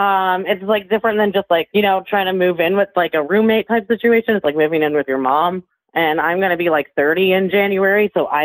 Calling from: Castlegar, British Columbia, Canada; I'm calling from a small town of 8,000 people called Castlegar in BC, Canada.

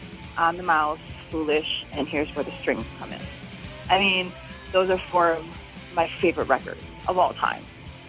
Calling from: Chicago, Illinois, United States; I'm calling from Chicago, Illinois.

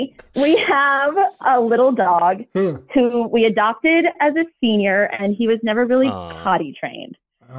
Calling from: Sonora, California, United States; I am 38, and I'm calling from Sonora, California.

